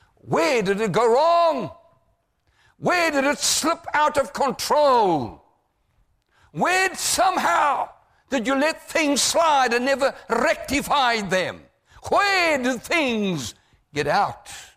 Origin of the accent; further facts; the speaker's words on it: South Africa; I come to your country from South Africa